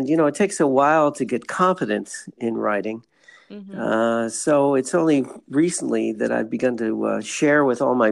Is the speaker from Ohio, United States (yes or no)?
yes; Cleveland, Ohio, United States; also born or lived in California / Chicago / Montreal, Quebec; now in San Diego, United States; I live in San Diego, and but starting back a little farther, I grew up in Cleveland.